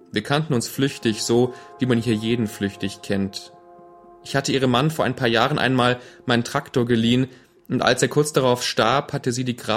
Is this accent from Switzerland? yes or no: no; Legnica, Lower Silesian Voivodeship, Poland; now in Germany; ich bin in Schlesien aufgewachsen und dass wir kurz vor Kriegsende noch in einem der letzten Züge aus Liegnitz vor der Roten Armee fliehen konnten.